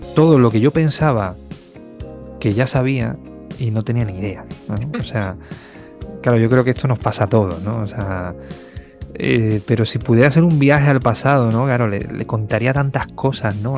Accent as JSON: {"language": "Spanish", "town": "Osuna", "region": "Andalusia", "country": "Spain", "tie": "born or raised there", "also_born_or_lived": "Écija / Seville", "moved": "as an adult", "lives_now": "Madrid, Spain", "said": "me voy a estudiar a Écija, que es un pueblo que está muy cerquita de Osuna"}